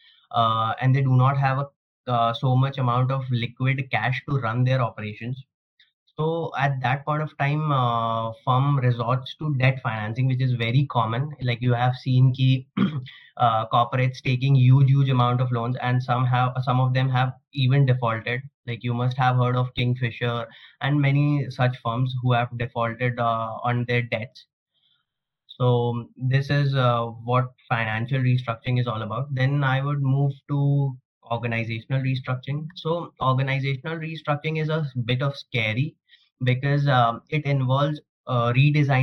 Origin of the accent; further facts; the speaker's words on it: Kolkata, West Bengal, India; I am born and brought up in Kolkata, West Bengal